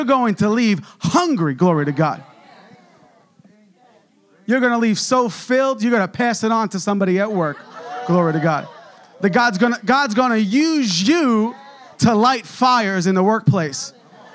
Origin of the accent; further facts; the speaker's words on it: New York, United States; I'm from New York